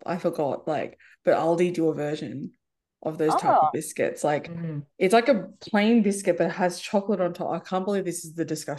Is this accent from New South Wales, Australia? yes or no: yes; Penrith, New South Wales, Australia; I remember growing up in Penrith